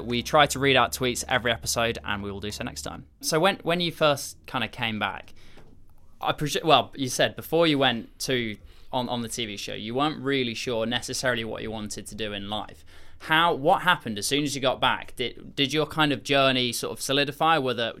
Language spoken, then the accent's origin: English; South West England, United Kingdom; now in London, United Kingdom; Yeah, I mean, I grew up in Dorset, and I know you went to Bryanston, didn't you? So not too far from where I grew up. And I moved to London 18 months ago.